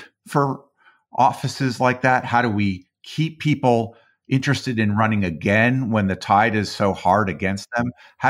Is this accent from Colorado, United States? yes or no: yes; Colorado, United States; I grew up in Colorado.